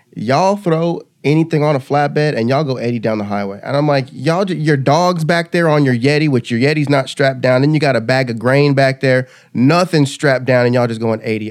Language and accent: English; California, United States; also born or lived in Kansas; now in Texas, United States; I'm originally from California. I moved here from California, went to college in Kansas